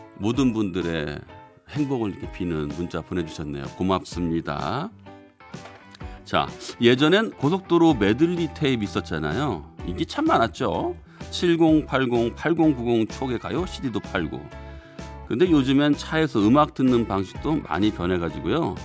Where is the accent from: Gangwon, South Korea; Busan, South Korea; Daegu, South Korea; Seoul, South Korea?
Seoul, South Korea; 저는 고향이 서울이에요.